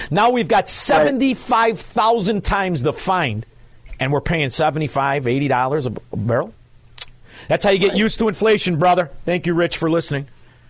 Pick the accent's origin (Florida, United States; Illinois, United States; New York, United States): Florida, United States; Come on, I'm from Florida. Do you think I don't know?